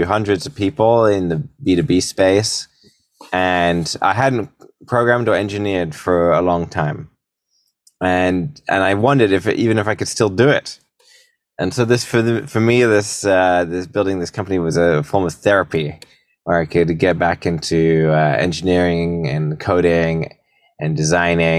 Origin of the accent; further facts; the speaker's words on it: United Kingdom; moved away as an adult; also born or lived in San Francisco, United States; now in United States; So I'm a British entrepreneur. I've been making companies ever since I was a teenager. About 13 years ago, I moved to the States